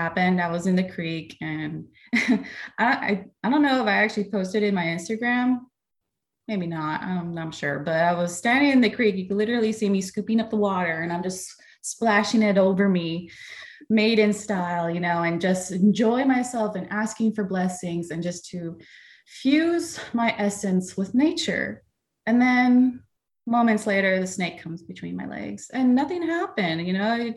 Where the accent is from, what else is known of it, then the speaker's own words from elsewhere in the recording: Los Angeles, California, United States; moved away as an adult; now in Alabama, United States; I was born and raised in Los Angeles